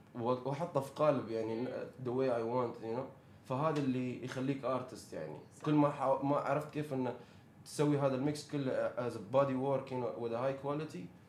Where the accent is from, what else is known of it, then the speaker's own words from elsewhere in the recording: United Arab Emirates; عندنا في الامارات